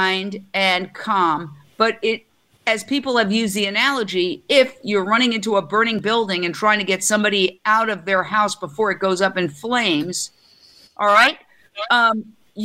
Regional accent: New York, United States; I'm a New Yorker.

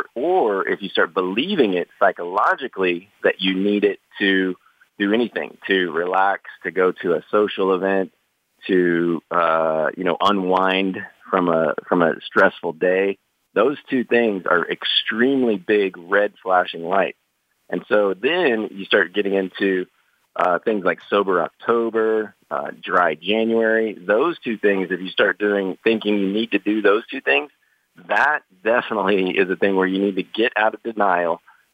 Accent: Midwest, United States; I grew up really poor in the Midwest and then got into sales.

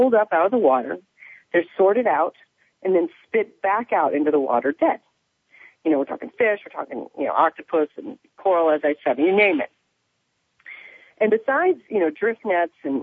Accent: Evansville, Indiana, United States; growing up in Indiana, I used to go fish with my grandpa

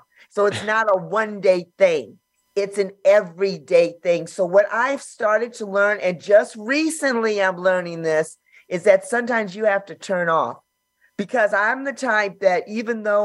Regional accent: Los Angeles, California, United States; born and raised in South Central

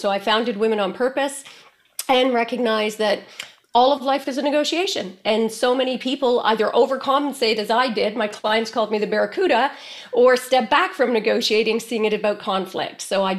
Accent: Canada; The U is because I'm Canadian. So if I say A, please forgive me in advance.

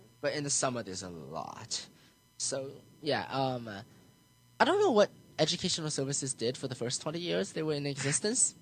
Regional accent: United States; born or raised there; also born or lived in China

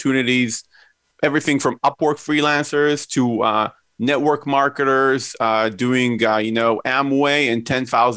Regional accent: Israel; Myself, I grew up in Israel. I'm Israeli.

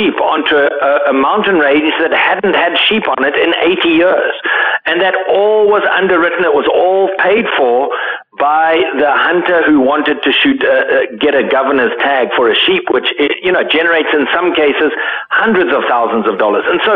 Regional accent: Zimbabwe; I grew up in Zimbabwe

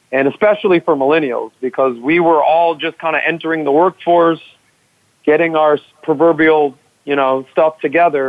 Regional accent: Miami, Florida, United States; growing up in Miami, South Beach, I was in the hospitality and nightlife business.

